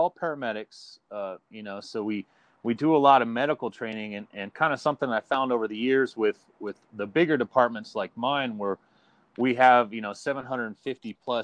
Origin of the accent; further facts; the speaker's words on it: Southern California, United States; moved away as an adult; also born or lived in Huntington Beach, California; now in Merritt Island, United States; originally I'm from Southern California.